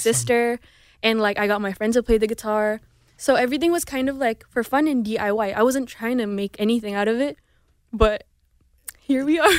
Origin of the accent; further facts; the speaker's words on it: Indonesia; first language Indonesian; also born or lived in Houston; now in Los Angeles, United States; growing up in Indonesia, there's a lot of cultural differences